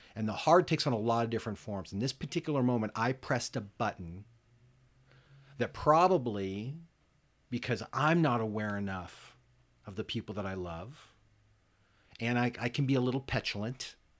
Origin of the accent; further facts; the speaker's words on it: United States; as an American, as a, you know, middle class American